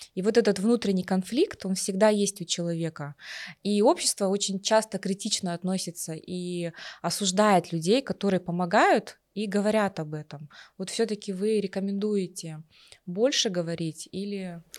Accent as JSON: {"language": "Russian", "country": "Kazakhstan", "said": "мы, казахи"}